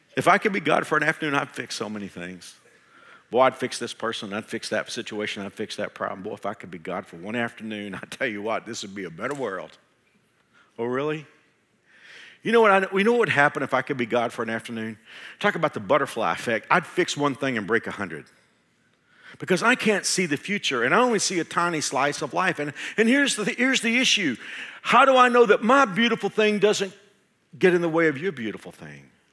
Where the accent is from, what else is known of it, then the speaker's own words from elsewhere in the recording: Texas, United States; moved away as an adult; now in Kansas, United States; I'm a Texan